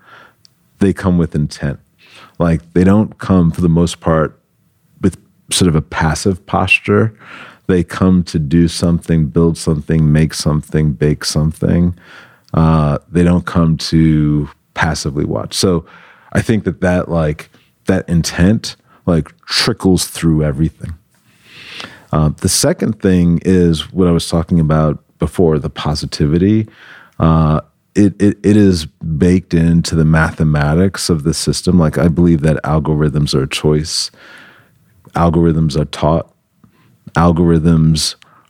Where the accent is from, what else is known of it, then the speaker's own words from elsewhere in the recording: New York City, New York, United States; moved away as an adult; now in Los Angeles, United States; I'm from New York originally, from the Bronx, New York, the boogie down Bronx.